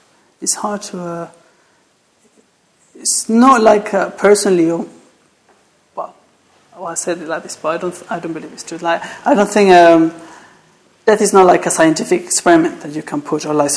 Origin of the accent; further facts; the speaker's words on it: Mexico; English is a second language; moved away; I'm from Mexico, so that... my accent